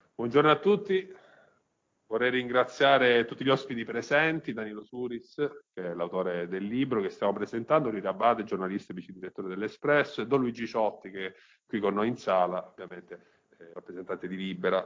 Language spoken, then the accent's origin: Italian; Sicily, Italy; da siciliano